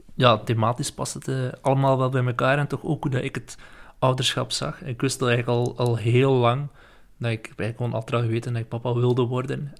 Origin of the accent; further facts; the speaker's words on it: West Flanders, Belgium; moved away as an adult; now in Ghent, Belgium; ik kom uit West-Vlaanderen